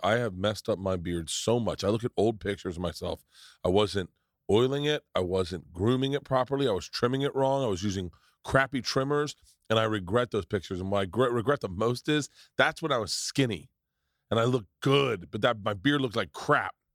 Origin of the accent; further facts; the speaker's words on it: Florida, United States; moved away; growing up in Florida